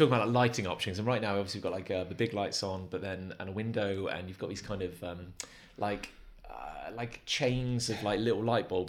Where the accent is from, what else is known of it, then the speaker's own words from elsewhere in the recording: Gloucester, South West England, United Kingdom; moved away; I grew up in Gloucester.